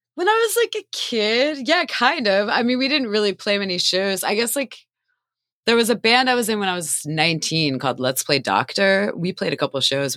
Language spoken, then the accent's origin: English; Doylestown, Pennsylvania, United States; now in Philadelphia, United States; I grew up in Doylestown, Pennsylvania.